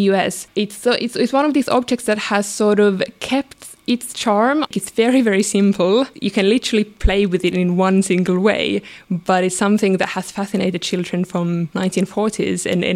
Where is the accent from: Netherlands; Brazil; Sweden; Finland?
Finland; moved away; I grew up in Finland, and when I was little, we didn't have a lot of money growing up.